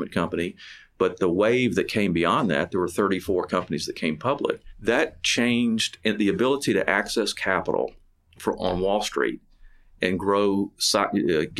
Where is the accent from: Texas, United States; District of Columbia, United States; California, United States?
Texas, United States; Pasadena; also born or lived in McComb, Mississippi; I grew up in Pasadena, went to high school at Sam Rayburn High School